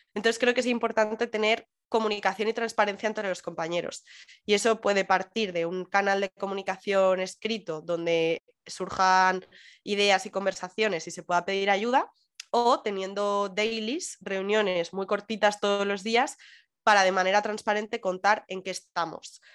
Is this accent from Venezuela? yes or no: no; Madrid, Community of Madrid, Spain; moved away as an adult; now in Canary Islands, Spain; soy muy madrileña